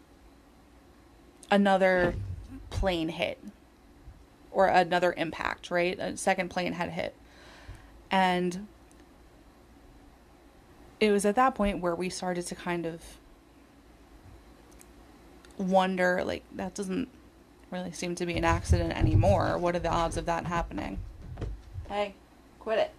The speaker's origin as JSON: {"language": "English", "town": "Northport", "region": "New York", "country": "United States", "said": "I'm from a town, nice little suburban town called Northport"}